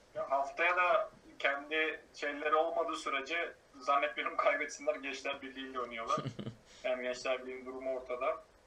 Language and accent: Turkish; Hatay, Turkey; bir Hataylı olarak